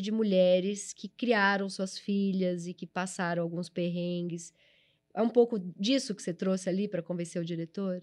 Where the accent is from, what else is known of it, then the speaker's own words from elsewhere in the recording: São Paulo, Brazil; É, eu sou da ZL também, eu nasci no Tatuapé